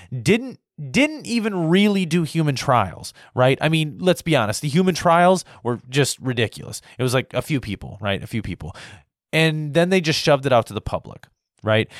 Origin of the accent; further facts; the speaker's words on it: United States; as an American